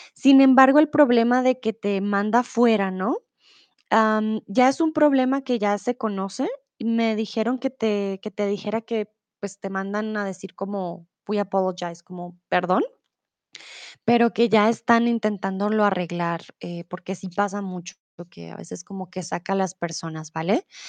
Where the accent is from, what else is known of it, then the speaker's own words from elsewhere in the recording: Bogotá, Colombia; now in Germany; soy de Colombia, de Bogotá. Vivo comúnmente en Alemania